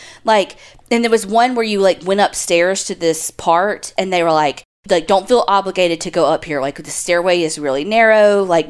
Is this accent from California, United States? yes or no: no; Florida, United States; I grew up in Florida, and that year we went to St. Augustine and toured the Castillo de San Marcos Fort.